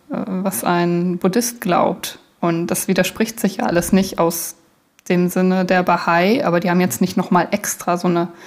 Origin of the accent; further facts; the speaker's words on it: Germany; Naja, ich bin ja in Deutschland aufgewachsen, da wird man ja automatisch christlich erzogen